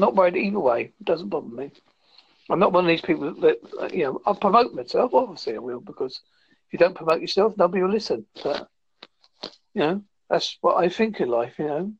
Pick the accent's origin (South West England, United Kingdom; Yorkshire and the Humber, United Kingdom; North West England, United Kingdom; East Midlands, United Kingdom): South West England, United Kingdom; Devon; I am from Devon in the United Kingdom.